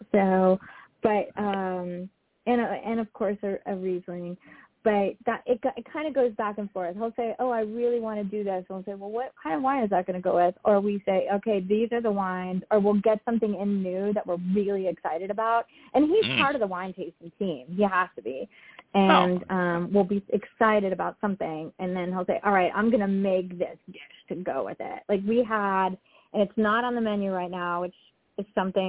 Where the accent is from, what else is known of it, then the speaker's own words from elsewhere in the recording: Southeast Florida, United States; now in California, United States; that's where I grew up